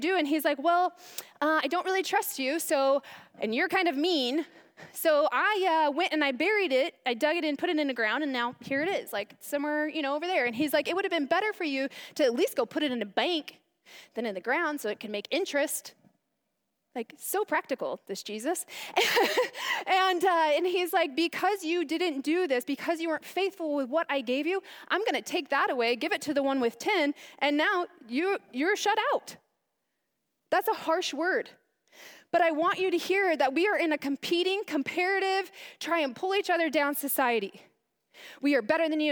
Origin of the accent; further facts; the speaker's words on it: Chandler, Arizona, United States; I'm from Chandler